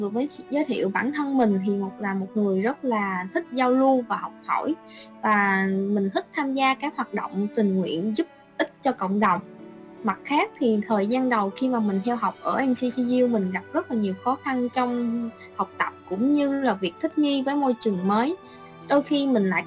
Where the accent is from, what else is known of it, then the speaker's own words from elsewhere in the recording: Can Tho, Vietnam; now in Taiwan; mình đến từ Cần Thơ, vùng đất Tây Đô, phù sa, màu mỡ của đồng bằng sông Cửu Long.